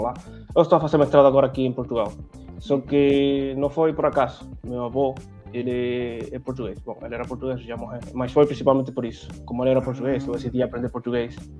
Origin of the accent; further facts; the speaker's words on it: Santo Domingo, Distrito Nacional, Dominican Republic; Portuguese is a second language; eu nasci em Santo Domingo